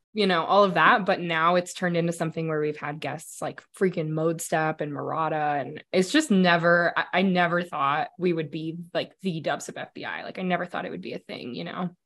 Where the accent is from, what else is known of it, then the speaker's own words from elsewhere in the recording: Denver, Colorado, United States; I grew up here in Denver. I'm a Denver native